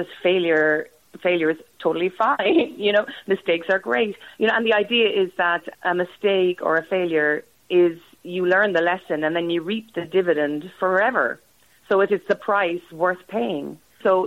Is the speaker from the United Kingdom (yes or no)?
no; Ireland; I'm Irish